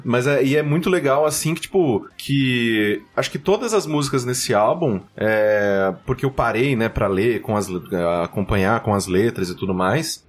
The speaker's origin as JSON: {"language": "Portuguese", "town": "Mococa", "region": "São Paulo", "country": "Brazil", "said": "eu sou de Mococa"}